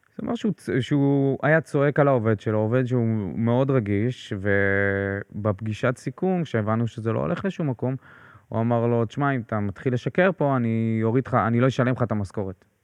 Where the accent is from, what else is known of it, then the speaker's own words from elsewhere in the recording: Beersheba, Southern District, Israel; אני באר שבעי במקור